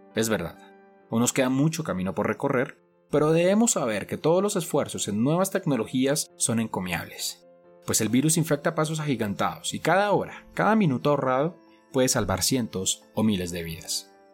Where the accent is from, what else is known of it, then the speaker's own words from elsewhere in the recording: Colombia; en mi país, Colombia